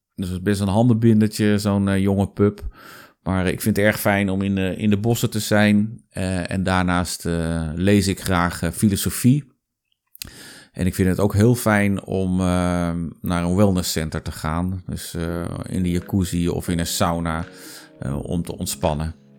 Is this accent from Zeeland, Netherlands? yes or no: no; Zeist, Utrecht, Netherlands; moved away as an adult; also born or lived in Amsterdam; Ik ben geboren en getogen in Zeist